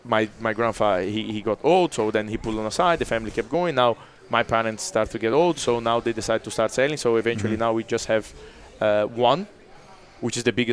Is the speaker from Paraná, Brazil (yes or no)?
yes; Curitiba, Paraná, Brazil; English is a second language; now in Monaco; Curitiba, my hometown